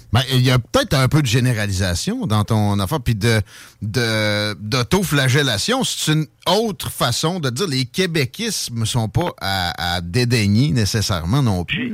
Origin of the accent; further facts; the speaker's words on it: Quebec, Canada; on a moins d'anglicisme que les très colonisés français de France